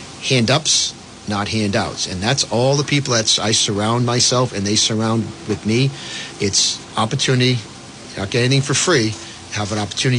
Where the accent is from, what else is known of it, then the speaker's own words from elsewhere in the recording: Providence, Rhode Island, United States; I grew up in Providence